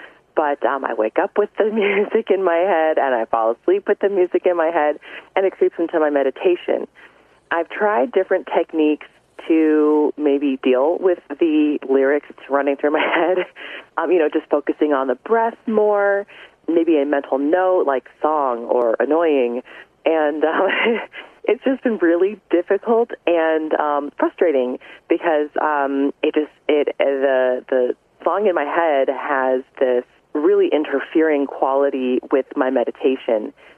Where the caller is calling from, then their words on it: Omaha, Nebraska, United States; I'm from Omaha, Nebraska.